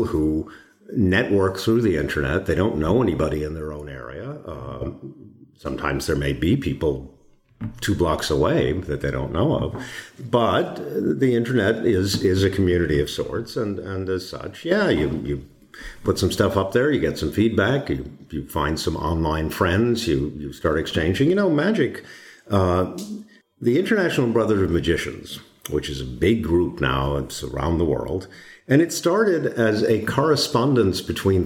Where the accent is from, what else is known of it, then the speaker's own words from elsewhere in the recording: Boston, Massachusetts, United States; moved away; I'm originally from Boston